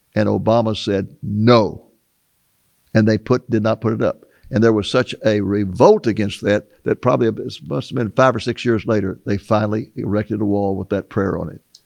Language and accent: English; United States; growing up in America